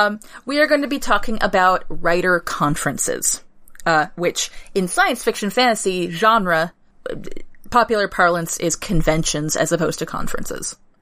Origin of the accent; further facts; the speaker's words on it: New England, United States; Because we're from New England.